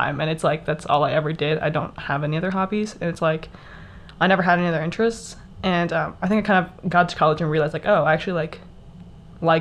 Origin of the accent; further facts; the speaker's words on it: Texas, United States; I am from Texas, so I grew up doing drill team